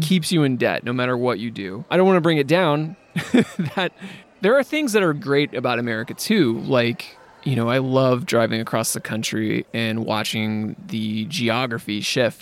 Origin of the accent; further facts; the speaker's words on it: Midwest, United States; I grew up in the Midwest